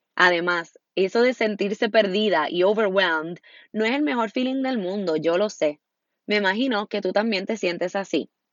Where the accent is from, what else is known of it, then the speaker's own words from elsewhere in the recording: Puerto Rico; Soy puertorriqueña y vivo en la hermosa Isla del Encanto, Puerto Rico